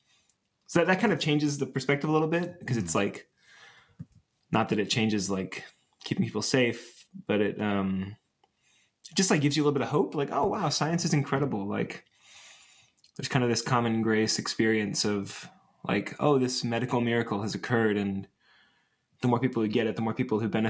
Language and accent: English; Atlanta, Georgia, United States; also born or lived in Chicago, Illinois; now in Greensboro, United States; I grew up in Atlanta, Georgia